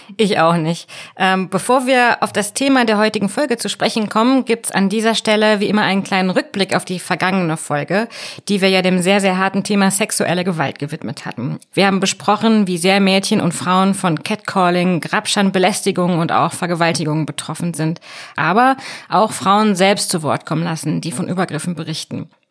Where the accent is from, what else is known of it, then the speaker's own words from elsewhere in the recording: North Rhine-Westphalia, Germany; ich bin in Nordrhein-Westfalen groß geworden